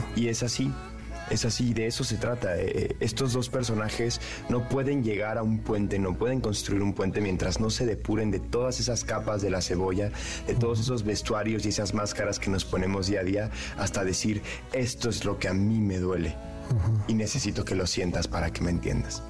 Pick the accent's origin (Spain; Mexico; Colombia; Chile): Mexico; en México no tenemos esos, ese tipo